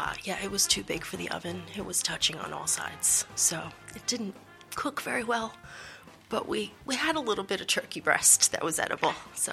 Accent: New York City, New York, United States; moved away as an adult; now in Netherlands; I'm from New York City, living in the Netherlands for about six and a half years now.

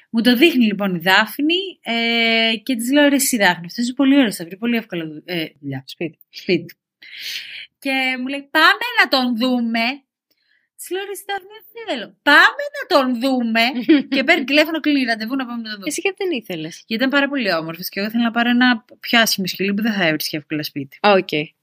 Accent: Syros, South Aegean, Greece; moved away as an adult; now in Athens, Greece; όταν έφυγα από τη Σύρα ε, και ήρθα στην Αθήνα και έπιασα την πρώτη μου δουλειά, αποφάσισα ότι θέλω σκύλο.

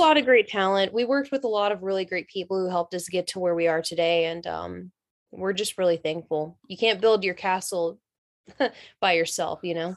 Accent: North Carolina, United States; I'm from North Carolina, so I know all about, like, the South

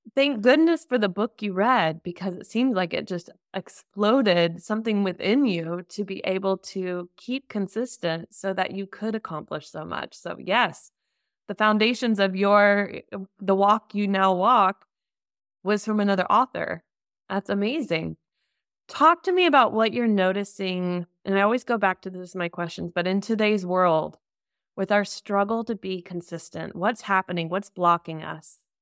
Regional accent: United States; now in Germany; I'm an American living in Germany

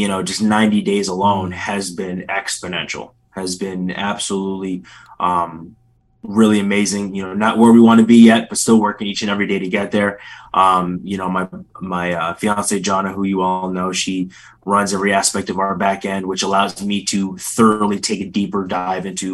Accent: Philadelphia, Pennsylvania, United States; So it's Northeast PA, but I was born in Philly

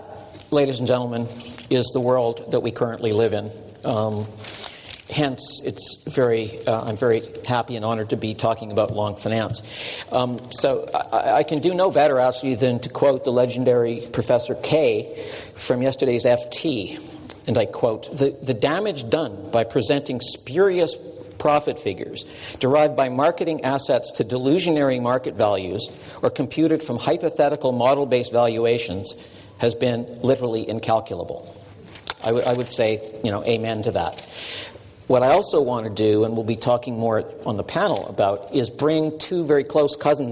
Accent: Canada; I'm a Canadian

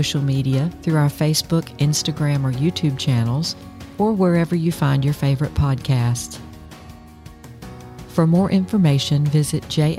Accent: South Carolina, United States; I'm from South Carolina

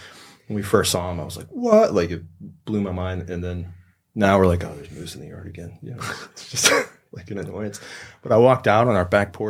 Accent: Louisville, Kentucky, United States; I grew up right in the middle of town. Louisville's huge. It's 1.5 million people, but I don't know. It's the only place I've ever been. It was Louisville. It's Kentucky. If you get outside of town, it's super rural, but it's not really southern.

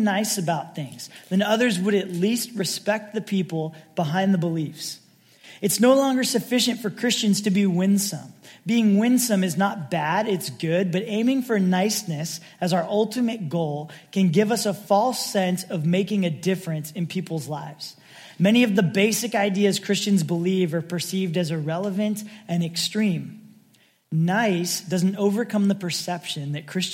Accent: Sacramento, California, United States; also born or lived in San Francisco; as a kid growing up in the Sacramento area, a few hours north

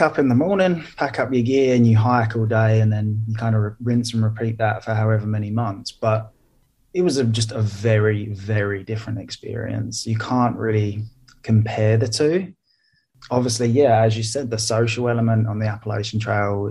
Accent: United Kingdom; moved away as an adult; now in Helsinki, Finland; I'm from the UK, so I grew up just outside London. But I've been living in Helsinki, Finland

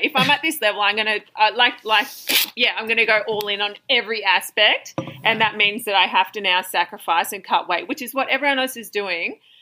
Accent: Wagga Wagga, New South Wales, Australia; now in Central Coast, Australia; I'm actually from Wagga

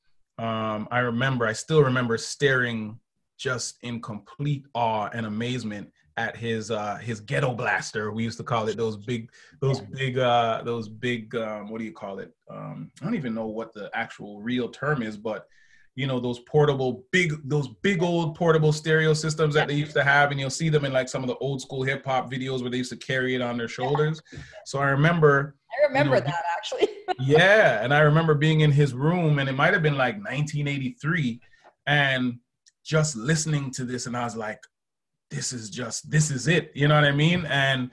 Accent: Canada; growing up in Canada

